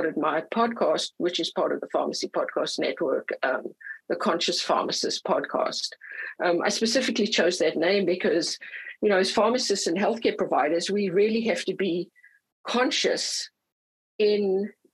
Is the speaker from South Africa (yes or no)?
yes; South Africa; also born or lived in California; now in Dana Point, United States; I'm from California, originally South Africa